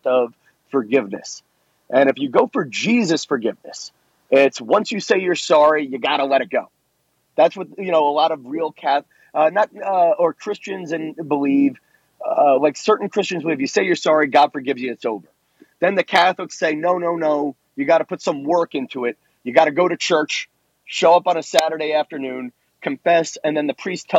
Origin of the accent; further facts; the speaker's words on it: New York, United States; I'm from New York in a time when the Italian people lived in one neighborhood, the Irish people lived in the other